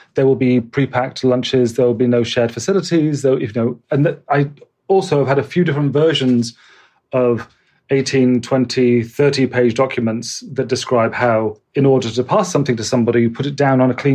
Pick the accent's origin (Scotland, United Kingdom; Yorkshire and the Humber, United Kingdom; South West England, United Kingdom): South West England, United Kingdom; Bristol; moved away as an adult; also born or lived in London; stuff I'd done in Bristol, which is my hometown